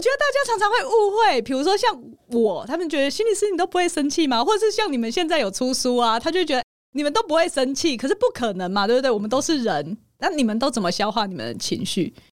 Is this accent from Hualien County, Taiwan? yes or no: yes; Hualien, Hualien County, Taiwan; 你知道我在花莲长大，地很大，所以我们的校园就是一个城堡，而且非常大的那种